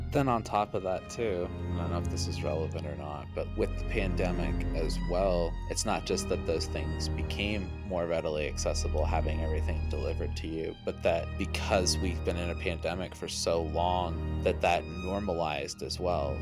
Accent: Nova Scotia, Canada; I come from Nova Scotia

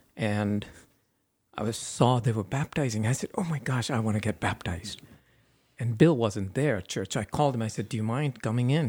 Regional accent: India; moved away as an adult; now in United States; I grew up in India for the first twenty-one years. Then I came to the U S

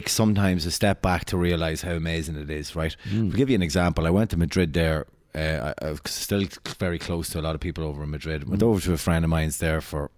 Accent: Dundalk, County Louth, Ireland; also born or lived in Dublin; growing up in Black Rock

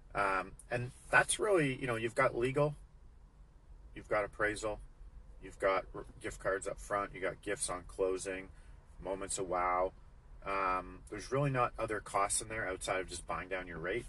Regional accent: Alberta, Canada; I'm from Alberta.

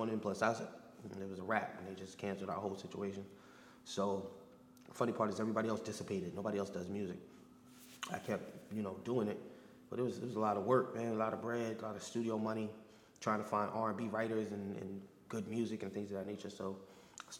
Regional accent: New York City, New York, United States; I'm from Brooklyn

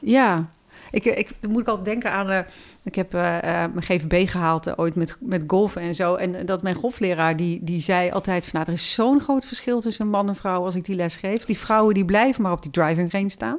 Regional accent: Netherlands; als Nederlanders

